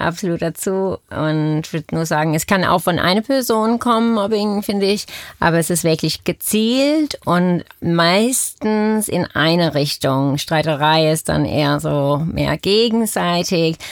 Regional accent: Australia; German is a second language; now in Germany; ich komme aus Australien, deswegen auch mein Akzent

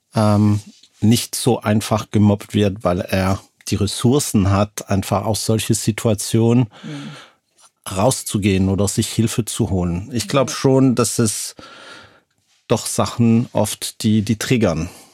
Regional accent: Lausanne, Vaud, Switzerland; moved away; komme aus Lausanne aus der Schweiz.

